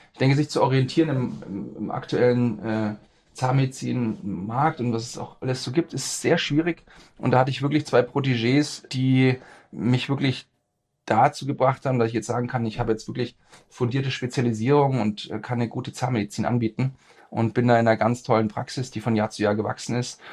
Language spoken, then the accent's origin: German; Erlangen, Bavaria, Germany; also born or lived in Nuremberg; bin geboren in Erlangen, äh, bin dort zur Schule gegangen, habe da auch studiert